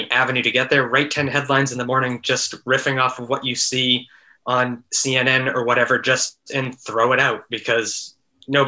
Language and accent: English; Massachusetts, United States; moved away; also born or lived in San Francisco; I grew up in Massachusetts